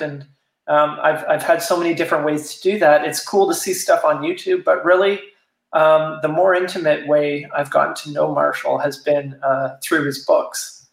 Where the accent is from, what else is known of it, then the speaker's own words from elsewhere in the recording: Toronto, Ontario, Canada; moved away as an adult; now in Wellington, Canada; I grew up in Toronto, but I've been living in, in this area of small towns for the last 20 years, essentially.